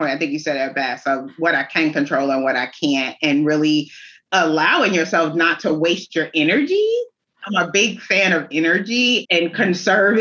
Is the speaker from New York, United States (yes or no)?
yes; New York City, New York, United States; also born or lived in Brooklyn; now in North Carolina, United States; I grew up in New York City, Staten Island, to be exact